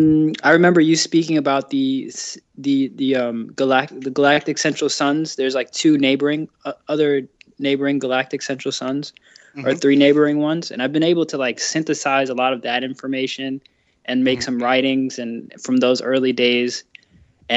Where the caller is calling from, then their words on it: Washington, District of Columbia, United States; I am calling from Washington, D.C.